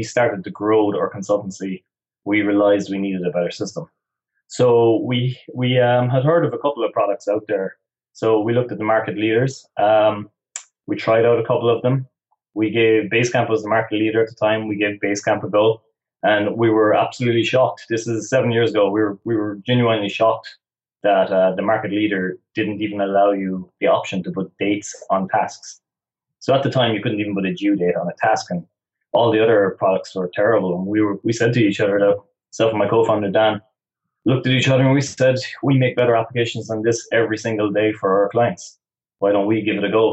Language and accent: English; West Cork, Munster, Ireland